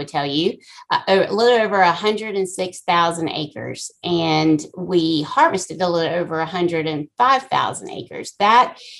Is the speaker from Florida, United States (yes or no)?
no; Cary, North Carolina, United States; I was born and raised in Cary, North Carolina